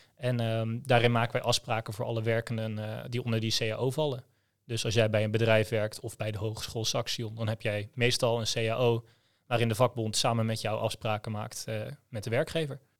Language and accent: Dutch; Groningen, Netherlands; ik kom uit Groningen